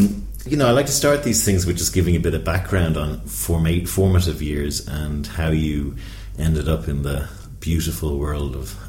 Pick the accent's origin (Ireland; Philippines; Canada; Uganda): Ireland; Dublin, Leinster; my hometown in Dublin.